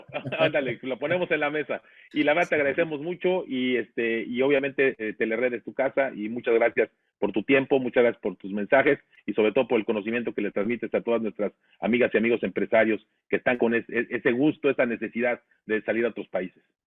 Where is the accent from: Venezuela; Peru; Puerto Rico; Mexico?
Mexico